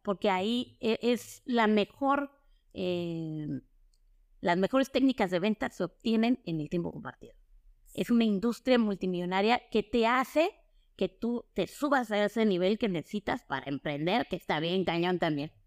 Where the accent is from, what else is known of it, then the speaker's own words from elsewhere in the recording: Oaxaca, Mexico; Soy oaxaqueña, de corazón